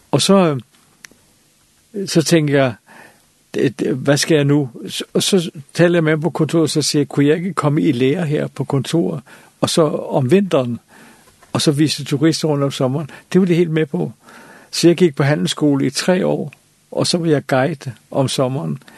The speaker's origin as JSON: {"language": "Danish", "town": "Copenhagen", "region": "Capital Region of Denmark", "country": "Denmark", "said": "jeg er også jeg var københavner, og, og, og det, det der provincielle, øh, det, det kunne jeg ikke rigtig med"}